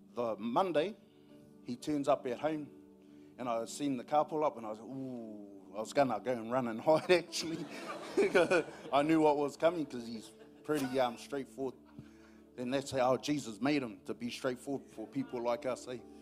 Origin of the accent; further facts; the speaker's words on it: New Zealand; I'm from Pairo, LNP country